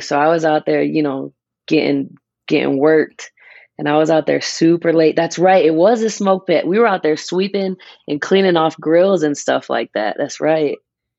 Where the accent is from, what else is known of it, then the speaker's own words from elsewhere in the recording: Springfield, Massachusetts, United States; moved away; so I'm from Massachusetts. Me and Steven actually found out late. We from the same city in Massachusetts. Shout out Springfield